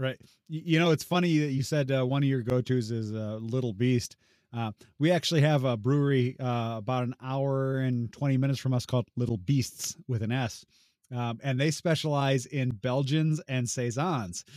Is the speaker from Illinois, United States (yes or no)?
yes; Illinois, United States; also born or lived in Southwest Ontario; now in Ontario, Canada; I'm originally from Illinois